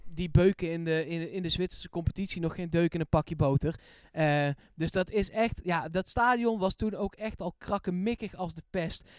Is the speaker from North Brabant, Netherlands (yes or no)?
yes; Eindhoven, North Brabant, Netherlands; ik kom uit Eindhoven en ik speelde bij de voetbalvereniging die nu Wodan heet, dat is in Woensel